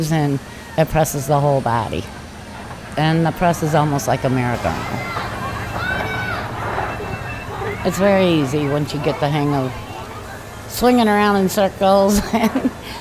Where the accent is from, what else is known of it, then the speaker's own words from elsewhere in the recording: Lansing, United States; moved away as an adult; now in Ithaca, United States; I'm originally from Lansing, but I moved to Ithaca to take care of my daughter